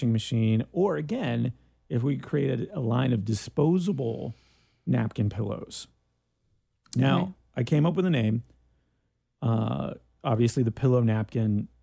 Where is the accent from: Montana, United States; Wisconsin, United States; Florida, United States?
Florida, United States; Ormond Beach; we had junior high when I was growing up in Ormond Beach, Florida